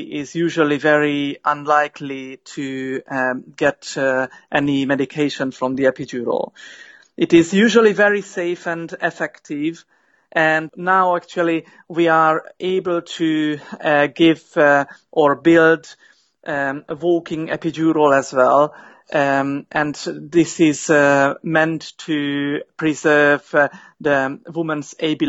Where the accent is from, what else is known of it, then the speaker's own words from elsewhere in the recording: Hungary; moved away as an adult; now in United Kingdom; I am from Hungary originally, and I came to the UK in 2010, 7 years ago.